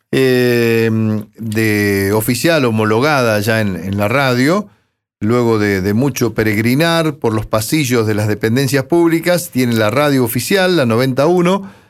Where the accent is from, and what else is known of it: 25 de Mayo, Buenos Aires Province, Argentina; moved away